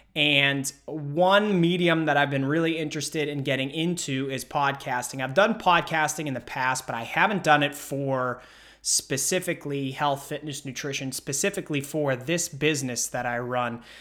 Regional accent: Pittsburgh, Pennsylvania, United States; I'm from Pittsburgh

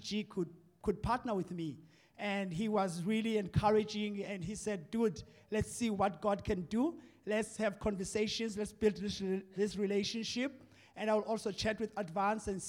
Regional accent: Port Elizabeth, Eastern Cape, South Africa; now in East London, South Africa; originally from Port Elizabeth, KwaZakhele Township

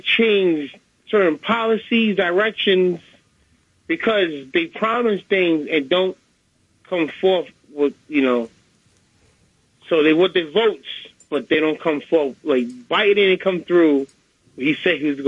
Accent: New York City, New York, United States; I'm from the Bronx

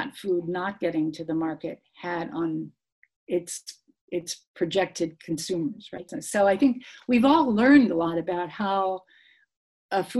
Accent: United States; as an American

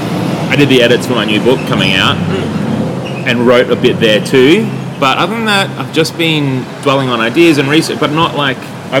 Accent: Yarram, Victoria, Australia; born or raised there

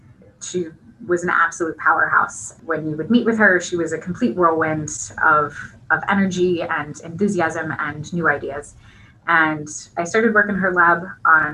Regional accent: Washington, United States; moved away as an adult; now in Pittsburgh, United States; we moved to the West Coast to Washington State, where I grew up and spent most of my time

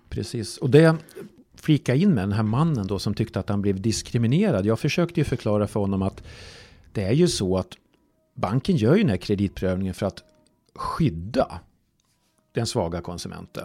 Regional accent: Falun, Dalarna County, Sweden; Jag är ju från, från Falun själv

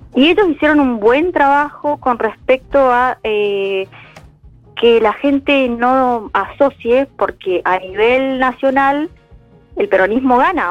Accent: Corrientes, Argentina; yo no me quiero ir de mi provincia, de mi lugar, de mi tierra

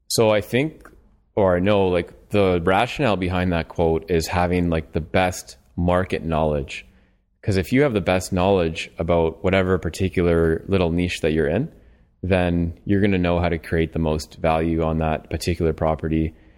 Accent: London, Ontario, Canada; I'm from London, Ontario

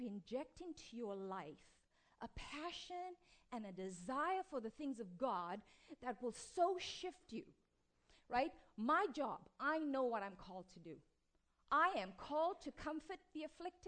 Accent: South Africa; I come from South Africa, was born to an East Indian father and an Italian and Scottish mother in apartheid South Africa

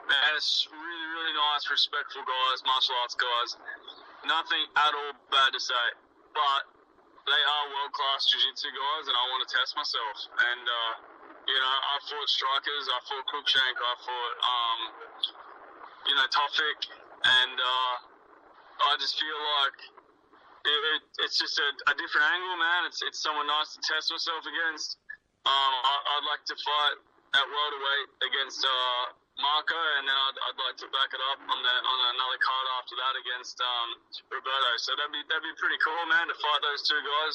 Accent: Australia; born or raised there

